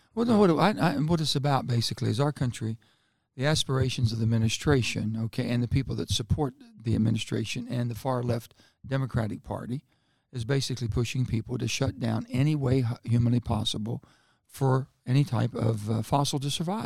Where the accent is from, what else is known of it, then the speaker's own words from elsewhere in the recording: West Virginia, United States; I, I come from West Virginia.